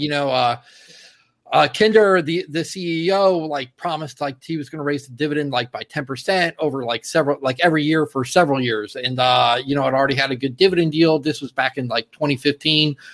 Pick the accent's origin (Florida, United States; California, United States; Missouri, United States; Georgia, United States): Florida, United States; Fort Lauderdale; my hometown, Fort Lauderdale